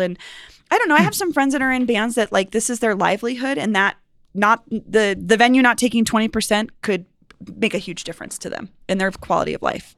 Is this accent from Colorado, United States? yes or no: yes; Cherry Creek, Colorado, United States; I grew up on the Cherry Creek